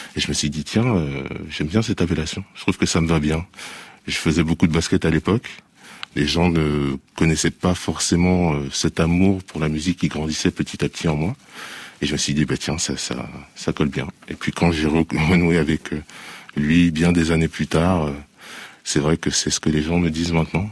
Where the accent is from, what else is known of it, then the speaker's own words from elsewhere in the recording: Paris, Île-de-France, France; also born or lived in United States; je suis né en France. J'ai vécu euh, une grande partie de ma, vie euh, sur Paris.